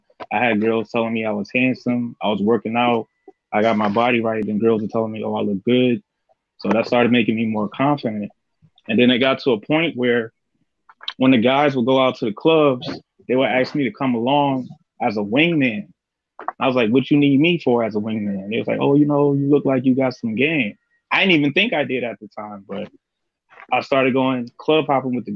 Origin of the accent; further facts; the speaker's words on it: New Jersey, United States; I'm from Jersey and like, you know, I was poor growing up